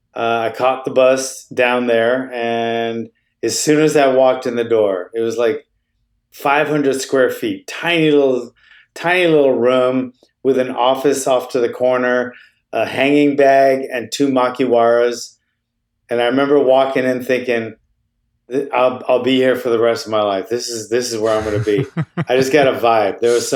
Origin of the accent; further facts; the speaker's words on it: Honolulu, Hawaii, United States; Yeah, it wasn't fun then. It's a pretty rough place. Honolulu, Hawaii was a rough place back in the, you know, early 70s.